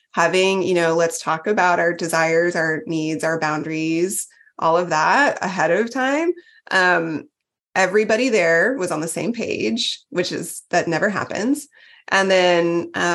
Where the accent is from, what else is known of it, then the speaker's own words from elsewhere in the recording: Texas, United States; I was from Texas